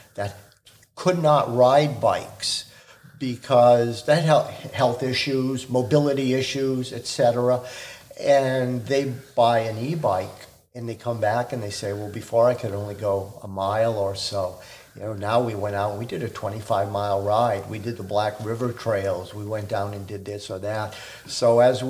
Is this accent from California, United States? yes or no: no; Boston, Massachusetts, United States; now in Watertown, United States; I'm from the Boston area